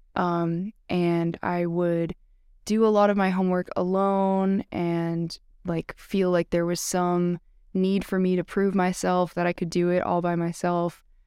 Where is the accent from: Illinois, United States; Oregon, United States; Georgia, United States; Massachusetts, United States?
Massachusetts, United States; I'm from Massachusetts. I grew up twenty minutes from Tufts, and I've lived in Massachusetts my whole life.